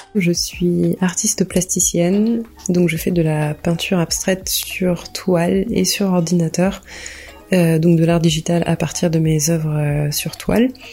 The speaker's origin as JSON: {"language": "French", "country": "France", "tie": "born or raised there", "also_born_or_lived": "Arcueil / L'Haÿ-les-Roses", "said": "je suis née en France et j'ai grandi en France"}